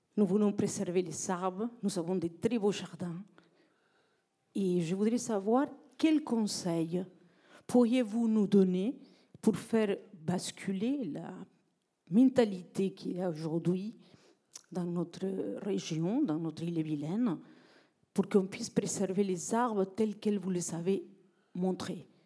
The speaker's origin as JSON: {"language": "French", "region": "south", "country": "Madagascar", "moved": "as an adult", "lives_now": "France", "said": "dans ma vie, j'ai vécu à Madagascar. Je viens du Sud. Ça fait 30 ans que je suis en France"}